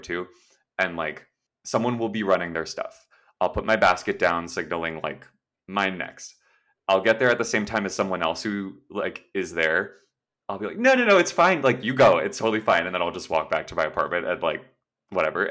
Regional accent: Los Angeles, California, United States; also born or lived in New York; I'm, like, born and raised in SoCal

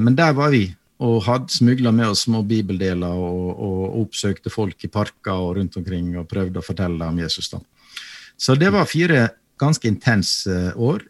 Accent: Sykkylven, Møre og Romsdal, Norway; moved away; Hjemme i Sykkylven så hadde, hadde, vi en prest

